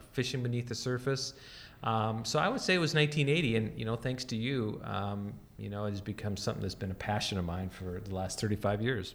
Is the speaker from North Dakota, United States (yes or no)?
yes; North Dakota, United States; moved away; grew up in North Dakota